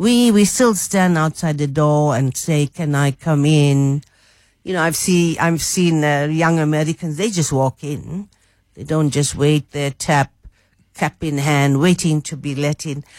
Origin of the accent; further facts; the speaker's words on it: Durban, KwaZulu-Natal, South Africa; moved away as an adult; I grew up in Durban